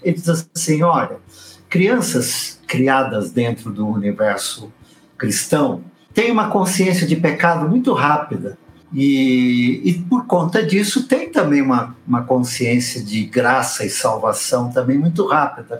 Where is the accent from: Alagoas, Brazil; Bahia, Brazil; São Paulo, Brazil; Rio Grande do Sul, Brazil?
São Paulo, Brazil; Cheguei em São Paulo com seis anos de idade